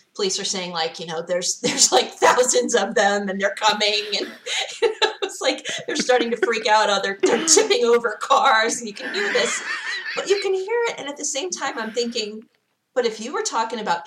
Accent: Pennsylvania, United States; moved away; I grew up in Pennsylvania, so a lot of people that I went to high school

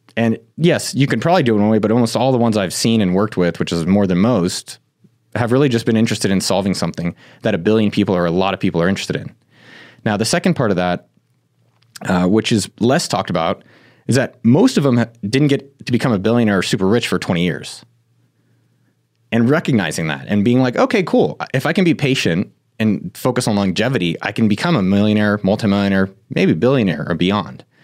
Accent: Silicon Valley, California, United States; I come from Silicon Valley.

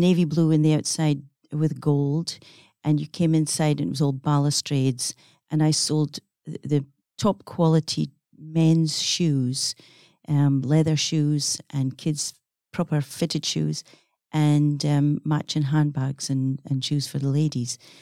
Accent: Scotland, United Kingdom; accent: Scottish; now in Perth, Australia; growing up in Scotland, it was a small village on the coast that I, um, was raised

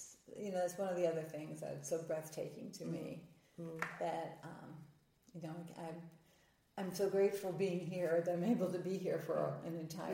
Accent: Nashville, Tennessee, United States; I'm from Nashville, Tennessee, which is Music City, and there's street musicians all over the place.

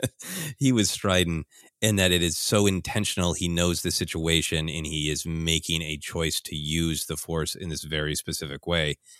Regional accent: United States; my experience as an American

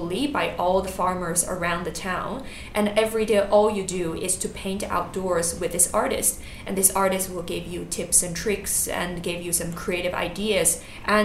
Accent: China; moved away as an adult; also born or lived in Singapore; I grew up in China, moved to Singapore when I was 18

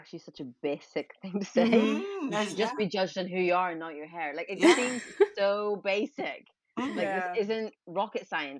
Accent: Northern Ireland, United Kingdom; I grew up in Northern Ireland

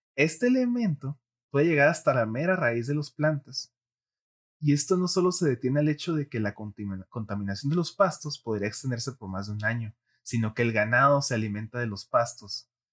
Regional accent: Mexico; nuestro hermoso país, México

